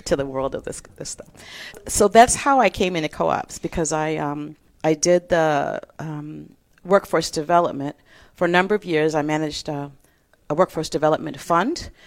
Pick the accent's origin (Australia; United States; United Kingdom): United States; Detroit, Michigan; moved away as an adult; also born or lived in Iowa / Costa Rica; I'm from Detroit, Michigan, born and raised.